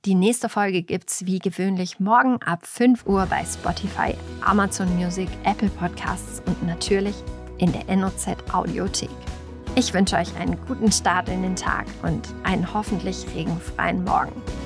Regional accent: Osnabrück, Lower Saxony, Germany; Ich bin damals zum Studieren in meiner Heimatstadt geblieben

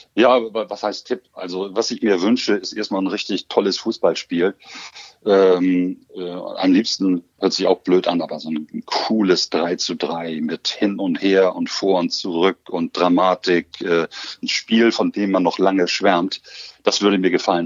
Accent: Hamburg, Germany; moved away as an adult; also born or lived in Osnabrück; meine Heimatstadt

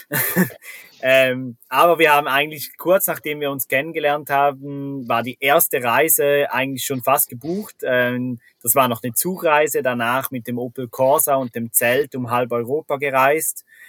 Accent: Switzerland; accent: Swiss German; first language Swiss German

